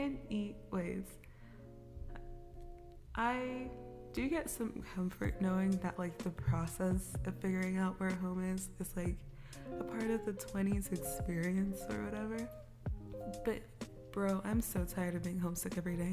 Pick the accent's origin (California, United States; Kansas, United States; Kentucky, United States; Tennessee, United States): Kansas, United States; moved away as an adult; now in Los Angeles, United States; I'm from Kansas, bro. I'm from the suburbs of Kansas